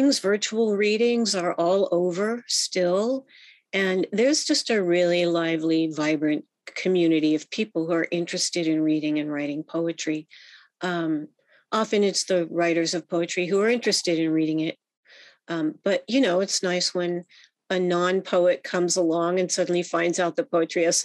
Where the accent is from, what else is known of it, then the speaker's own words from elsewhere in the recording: Bethesda, Maryland, United States; now in San Francisco, United States; where I grew up in Bethesda, Maryland, which is a suburb of Washington, D.C.